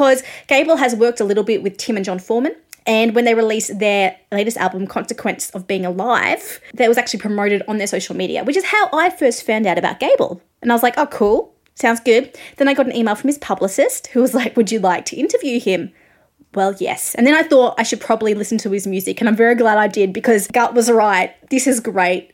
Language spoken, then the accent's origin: English; Australia; I am an Australian music journalist